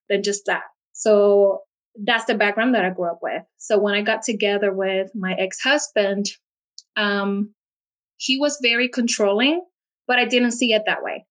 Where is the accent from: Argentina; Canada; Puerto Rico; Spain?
Puerto Rico; now in United States; I live in the United States, but I'm actually from Puerto Rico, and it's an island in the Caribbean